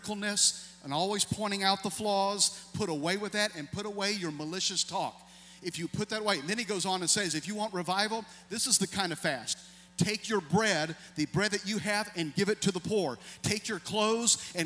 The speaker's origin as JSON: {"language": "English", "region": "Tennessee", "country": "United States", "said": "I'm from Tennessee"}